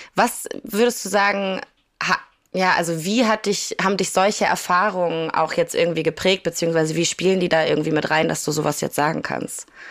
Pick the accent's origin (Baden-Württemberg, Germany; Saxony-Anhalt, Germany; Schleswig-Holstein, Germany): Schleswig-Holstein, Germany; Kiel; ich komme aus Kiel